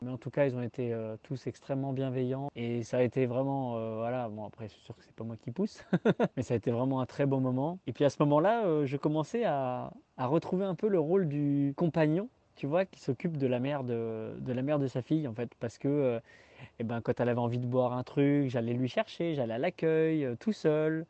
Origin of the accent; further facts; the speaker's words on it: Tours, Centre-Val de Loire, France; moved away as an adult; also born or lived in Haute-Savoie; revenir dans ma région natale